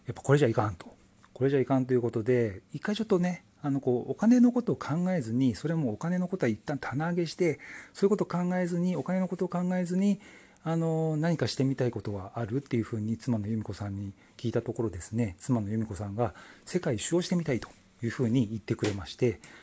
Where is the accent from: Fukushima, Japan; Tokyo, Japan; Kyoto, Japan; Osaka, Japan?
Tokyo, Japan; moved away as an adult; now in Shikoku, Japan; 東京生まれ東京育ちでずっと東京で暮らしててですね